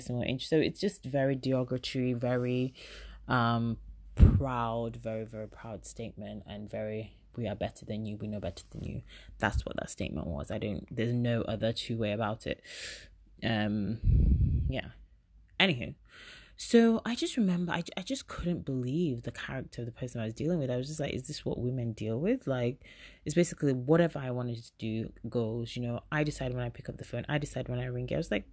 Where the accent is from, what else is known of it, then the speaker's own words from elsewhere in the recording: England, United Kingdom; but obviously I lived in England and born and bred